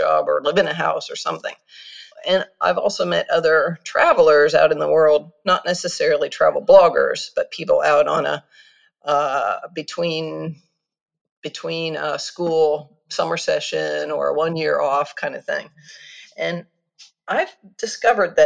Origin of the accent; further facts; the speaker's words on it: United States; moved away as an adult; also born or lived in Kyoto, Japan; I'm an American who grew up in the States, but after university, I left to travel the world